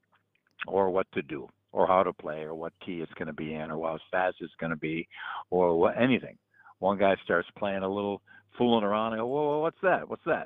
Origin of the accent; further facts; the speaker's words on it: United States; an American